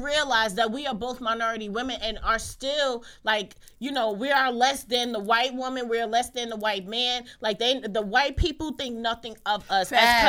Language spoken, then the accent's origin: English; Jersey City, New Jersey, United States; my experience as a Black girl growing up in Jersey City